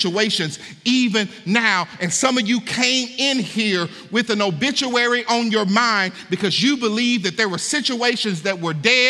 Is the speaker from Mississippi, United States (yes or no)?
yes; Hattiesburg, Mississippi, United States; now in Kentucky, United States; when I moved to Kentucky, I'm from Hattiesburg, Mississippi